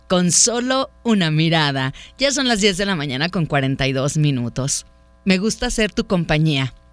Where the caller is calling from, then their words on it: Zapopan, Jalisco, Mexico; de Zapopan.